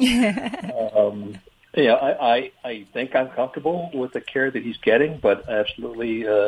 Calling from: North Carolina, United States; North Carolina.

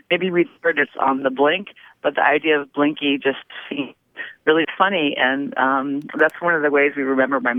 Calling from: Pittsburgh, Pennsylvania, United States; I am calling from Pittsburgh, Pennsylvania.

